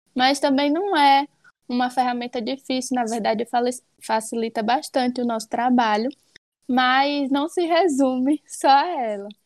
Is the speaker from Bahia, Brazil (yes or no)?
yes; Alagoinhas, Bahia, Brazil; sou de Alagoinhas, Bahia